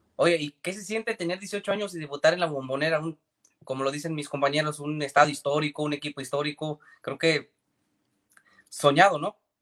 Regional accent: Mexico; de donde soy yo, de México

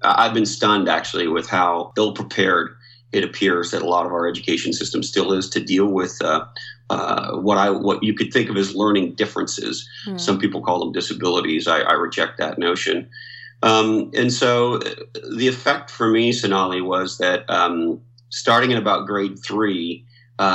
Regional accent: Montreal, Quebec, Canada; I grew up in Montreal, Canada

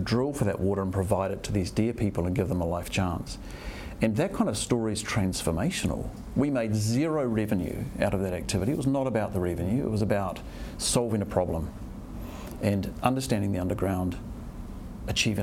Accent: New Zealand

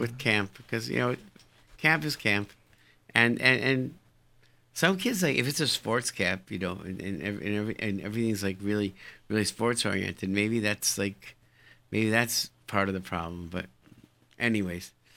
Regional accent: Rochester, New York, United States; moved away; grew up in Rochester, New York.

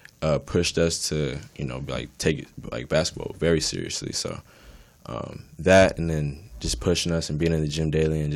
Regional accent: Lancaster, California, United States; we're originally from Lancaster, California. That's far, far.

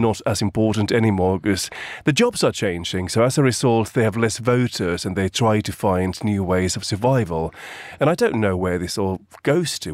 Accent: Finland; moved away; my home country, Finland

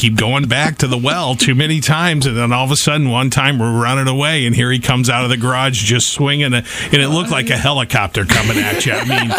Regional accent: Southeast Iowa, United States; I grew up in Southeast Iowa.

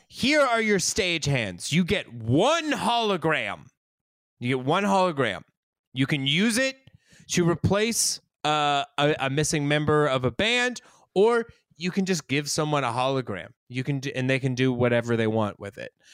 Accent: Colorado, United States; I'm from Colorado. We didn't have an Italian class

